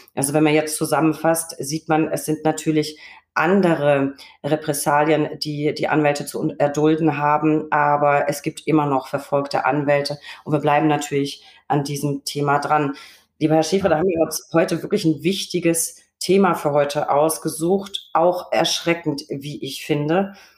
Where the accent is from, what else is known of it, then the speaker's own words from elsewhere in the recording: Recklinghausen, North Rhine-Westphalia, Germany; in meiner Heimat, nee, Recklinghausen